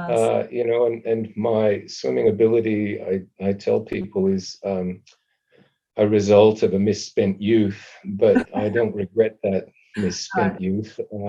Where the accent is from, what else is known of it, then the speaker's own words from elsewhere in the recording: Calgary, Alberta, Canada; I lived in Calgary in a relatively new housing development.